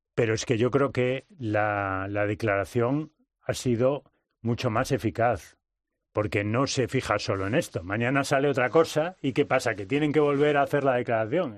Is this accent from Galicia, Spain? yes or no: yes; Vigo, Galicia, Spain; moved away as an adult; also born or lived in Valladolid; en el colegio de Vigo, el apóstol Santiago, ¿no? en el que yo estudié 13 años